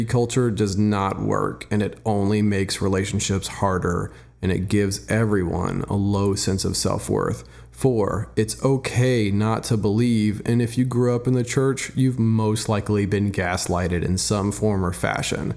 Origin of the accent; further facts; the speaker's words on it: Dallas, Texas, United States; I'm from Dallas, Texas